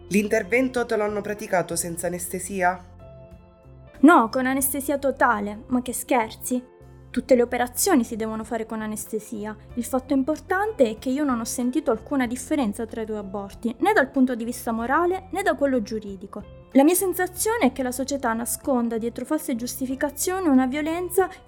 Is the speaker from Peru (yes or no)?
no; Sweden; anche nel mio paese di origine, che è la Svezia.